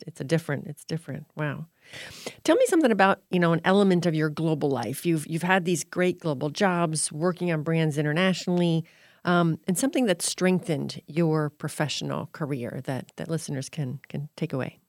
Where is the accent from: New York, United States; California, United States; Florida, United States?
Florida, United States; now in New England, United States; I live in New England, and so, but I grew up in Florida